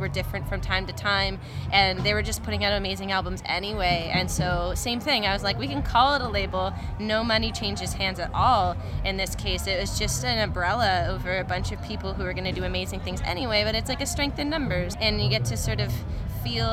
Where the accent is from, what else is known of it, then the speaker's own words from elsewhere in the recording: Guelph, Ontario, Canada; I grew up in Guelph